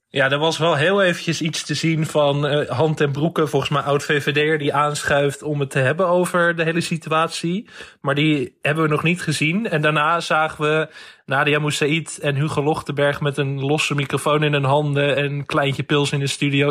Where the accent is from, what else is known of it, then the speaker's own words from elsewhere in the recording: West Friesland, North Holland, Netherlands; ik kom uit West-Friesland, dus ik ben wel een beetje wind gewend.